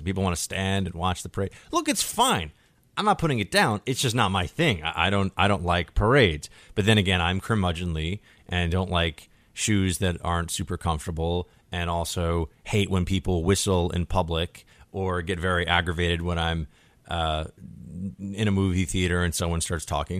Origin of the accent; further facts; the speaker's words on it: New York, United States; a New Yorker like me